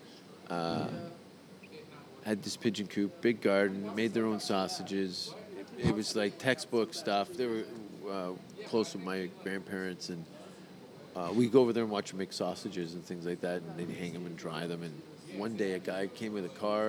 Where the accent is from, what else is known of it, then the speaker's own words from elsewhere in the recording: Stoney Creek, Ontario, Canada; I grew up in Stony Creek